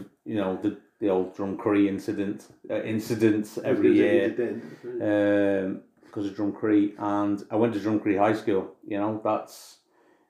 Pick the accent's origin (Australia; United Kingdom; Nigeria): United Kingdom; Northern Ireland; also born or lived in Buxton, Derbyshire, England; I grew up in Northern Ireland from the age of 7, and as a Catholic in Northern Ireland as well